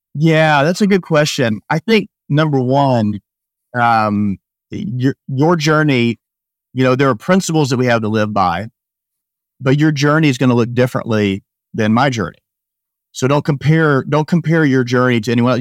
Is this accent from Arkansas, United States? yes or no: yes; Rogers, Arkansas, United States; moved away as an adult; also born or lived in Baltimore, Maryland; I grew up in Northwest Arkansas, Rogers, Arkansas